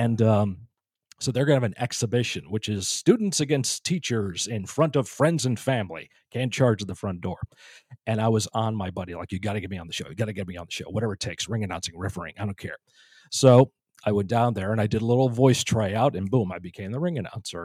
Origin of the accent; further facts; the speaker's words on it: Northeast, United States; Growing up in the Northeast